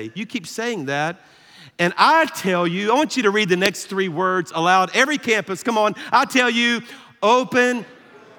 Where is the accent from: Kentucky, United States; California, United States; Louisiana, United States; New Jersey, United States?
Louisiana, United States; South; I'm from South Louisiana